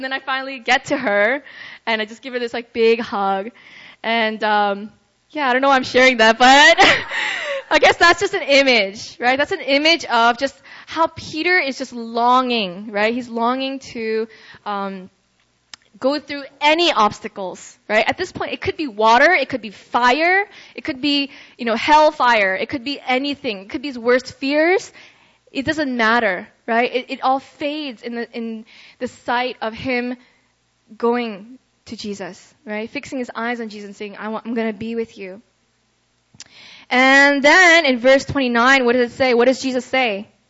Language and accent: English; Russia; so growing up in Russia, I had a lot of friends that came in and out of my life